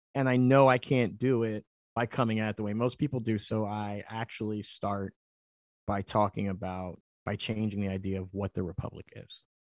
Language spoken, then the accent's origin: English; Philadelphia, Pennsylvania, United States; I'm from Philly